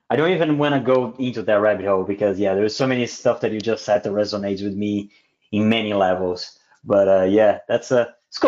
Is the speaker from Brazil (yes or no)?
yes; South Region, Brazil; also born or lived in Australia; I'm from Brazil, but in the south of Brazil, there's a lot of German. So my family is very German